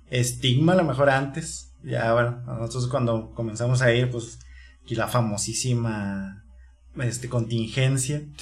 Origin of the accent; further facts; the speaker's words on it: Torreón, Coahuila, Mexico; moved away as an adult; now in Chihuahua, Mexico; vivimos aquí en Chihuahua, pero en sí en nosotros no somos de aquí, de Chihuahua capital, nosotros venimos de Torreón, Coahuila